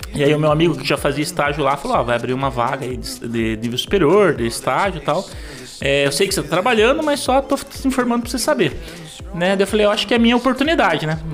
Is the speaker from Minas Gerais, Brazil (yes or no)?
no; Paranaguá, Paraná, Brazil; nascer em Paranaguá, ser criado em Paranaguá